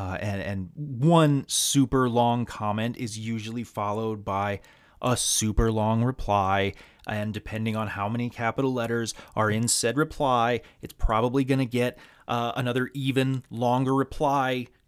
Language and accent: English; the South, United States; I am a Southerner. I was born and raised entirely in the South. I don't feel like I identify as Southern. In fact, a staggering number of people that I meet think I'm from the Midwest with this voice that I have. As you can tell, I never picked up the accent.